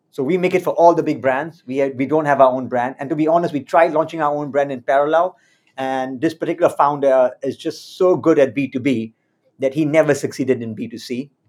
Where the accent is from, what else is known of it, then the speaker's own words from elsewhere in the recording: Singapore; moved away as an adult; also born or lived in London / Mumbai; I was living in, in London in those days. Uh, I had never lived in India in my life. I was born and brought up in Singapore. So I packed my bags, my wife, uh, my seven month old son, and we moved to Bombay in July 2007.